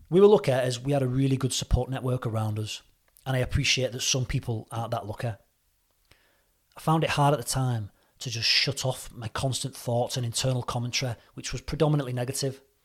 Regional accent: St Helens, North West England, United Kingdom; moved away as an adult; also born or lived in Reading, Berkshire; At the age of twenty-three, two thousand four, I moved from Saint Helens, Merseyside to Reading, Berkshire to pursue a career in the M O D police

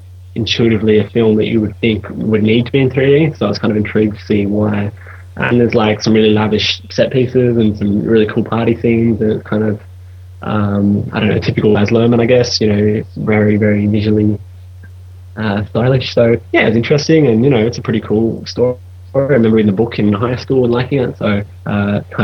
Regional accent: Australia; moved away as an adult; now in London, United Kingdom; I'm an Australian guy, I'm living in London

